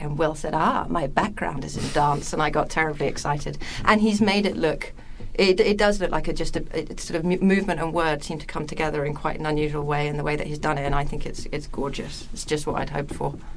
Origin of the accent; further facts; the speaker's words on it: England, United Kingdom; I'm English